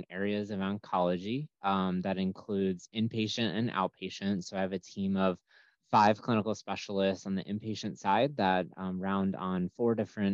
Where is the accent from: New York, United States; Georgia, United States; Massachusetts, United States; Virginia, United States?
New York, United States; moved away as an adult; also born or lived in Greensboro, North Carolina / Lexington, Kentucky; now in Florida, United States; I'm originally from New York.